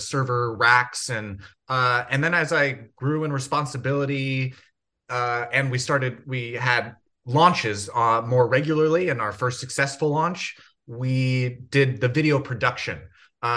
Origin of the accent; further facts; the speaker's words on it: Rancho Palos Verdes, California, United States; I grew up in Rancho Palos Verdes.